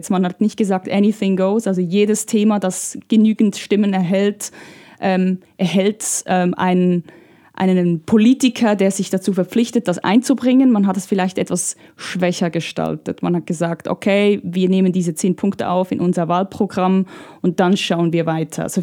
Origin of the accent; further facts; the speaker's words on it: Italy; aber in Italien, da wo ich herkomme, da regiert, da gibt es eine Partei, eine populistische Partei, die alles digital regiert.